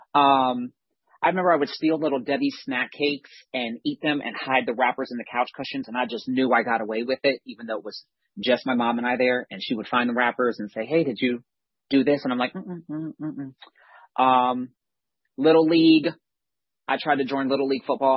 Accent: Ocala, Florida, United States; moved away; I'm from North Central Florida. It's practically Georgia, small town, Ocala, horse capital of the world.

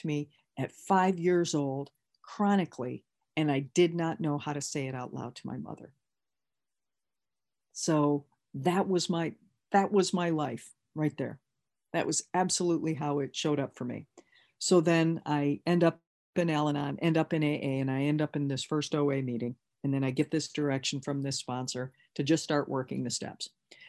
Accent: Michigan, United States; Again, remember, I came from Michigan

